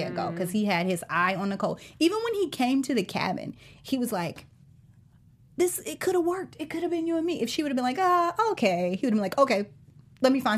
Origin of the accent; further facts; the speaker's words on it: Atlanta, Georgia, United States; accent: Southern; moved away; also born or lived in back east; I grew up in Atlanta